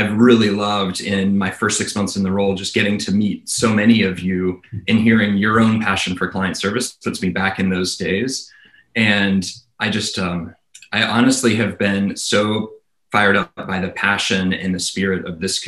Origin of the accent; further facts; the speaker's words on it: Nashville, Tennessee, United States; moved away; I was born and raised in Nashville, Tennessee.